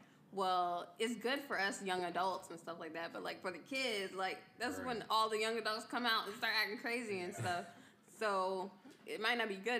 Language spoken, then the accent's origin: English; Virginia, United States; I'm from Virginia. I'm in the military.